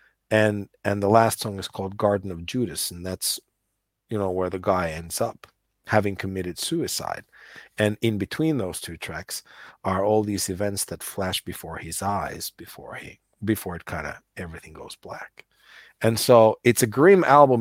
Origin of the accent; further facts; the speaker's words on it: United States; I grew up in the States and my dad was very Finnish